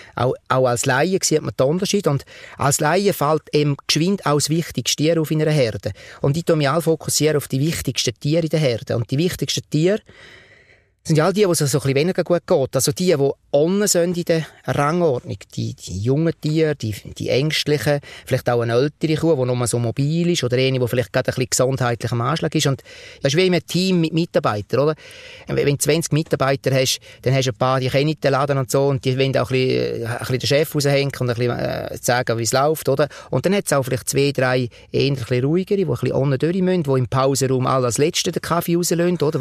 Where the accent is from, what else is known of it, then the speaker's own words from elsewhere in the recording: Switzerland; als Schweizer